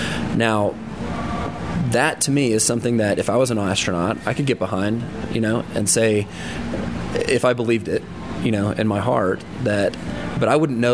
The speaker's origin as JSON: {"language": "English", "town": "Fort Worth", "region": "Texas", "country": "United States", "said": "I'm from Fort Worth"}